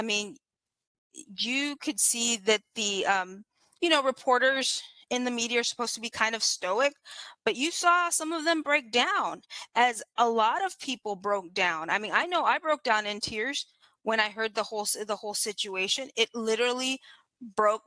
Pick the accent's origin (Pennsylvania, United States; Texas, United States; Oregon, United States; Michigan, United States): Texas, United States; Corpus Christi; I'm from South Texas, so I'm very familiar with Uvalde and that part of the country, because I actually grew up in Corpus Christi.